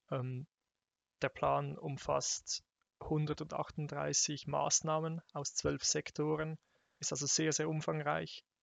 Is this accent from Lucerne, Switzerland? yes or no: no; Zurich, Switzerland; Ähm, ich komme aus, auch aus der Region Zürich